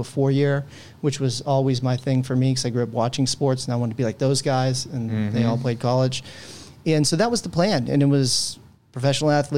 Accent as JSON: {"language": "English", "town": "San Francisco", "region": "California", "country": "United States", "tie": "born or raised there", "also_born_or_lived": "Redwood City, California", "said": "Born and raised in San Francisco, Bay Area kid."}